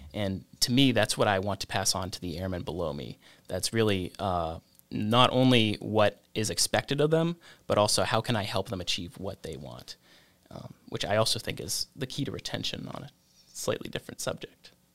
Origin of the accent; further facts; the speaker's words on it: Sandwich, Massachusetts, United States; I grew up right outside of Joint Base Cape Cod, uh, in the town of Sandwich